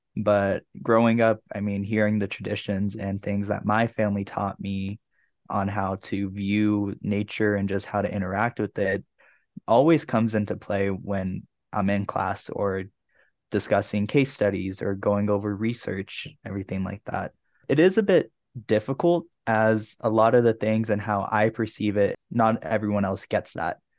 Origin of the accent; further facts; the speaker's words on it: Tucson, Arizona, United States; also born or lived in Oklahoma; now in Durango, United States; I originally come from Oklahoma, but I grew up in Tucson, Arizona